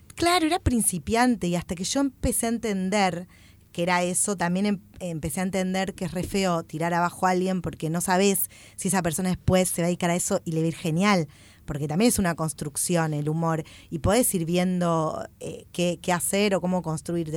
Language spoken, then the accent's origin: Spanish; Greater Buenos Aires, Argentina; soy petiza del conurbano